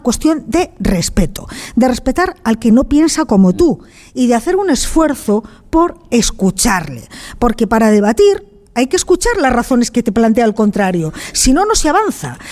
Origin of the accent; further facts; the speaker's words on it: León, Castile and León, Spain; Yo soy de León